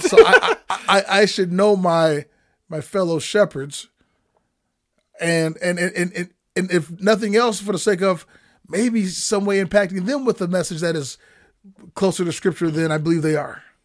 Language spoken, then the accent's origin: English; Milwaukee, Wisconsin, United States; now in Twin Cities, United States; I grew up in Milwaukee